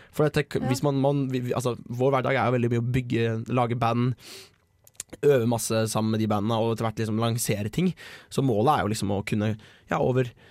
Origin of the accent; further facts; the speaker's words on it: Bø, Vestfold og Telemark, Norway; der jeg kommer fra, Bø i Telemark